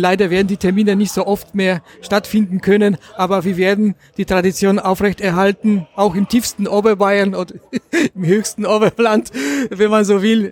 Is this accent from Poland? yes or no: yes; Gliwice, Silesian Voivodeship, Poland; moved away as an adult; now in Germany; ich komme äh, aus Oberschlesien, aus der Gegend Gleiwitz